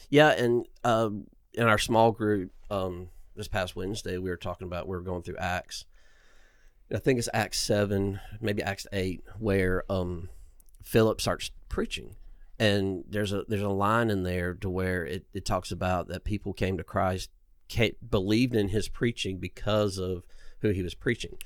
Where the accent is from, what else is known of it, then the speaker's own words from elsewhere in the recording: Inman, South Carolina, United States; I grew up in Inman, South Carolina, um, on a peach farm